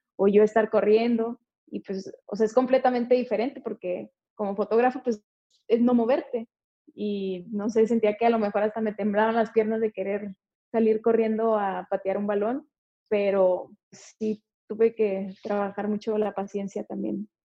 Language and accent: Spanish; Tijuana, Baja California, Mexico; moved away; soy de Tijuana